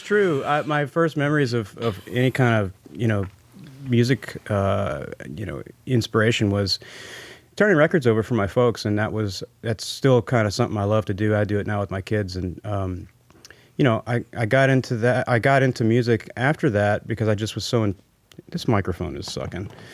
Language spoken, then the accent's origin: English; New Orleans, Louisiana, United States; now in Nashville, United States; growing up in New Orleans